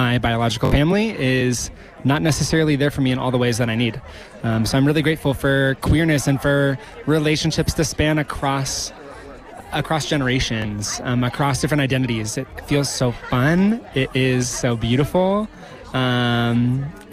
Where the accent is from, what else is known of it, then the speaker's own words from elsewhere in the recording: Nebraska, United States; now in Bend, United States; I'm from Nebraska. It's a very different place than where I am now in Bend, Oregon.